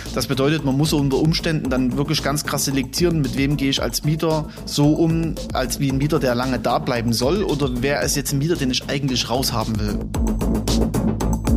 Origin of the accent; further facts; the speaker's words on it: Chemnitz, Saxony, Germany; moved away as an adult; now in Gera, Germany; Ich komme ursprünglich aus Chemnitz